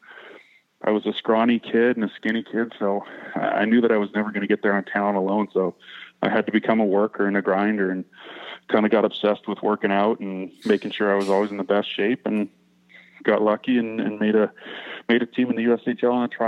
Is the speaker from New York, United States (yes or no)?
no; Kirkwood, Missouri, United States; I grew up in Kirkwood, Missouri, so about 20 minutes west of downtown St. Louis.